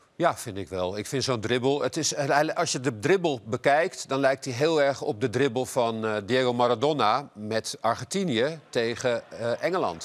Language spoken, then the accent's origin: Dutch; Netherlands; als Nederlander